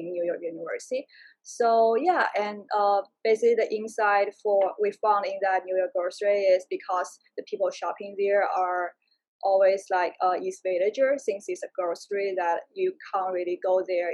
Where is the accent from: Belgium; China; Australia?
China; also born or lived in Prague, Czech Republic / Madrid, Spain; now in United States; I'm originally from China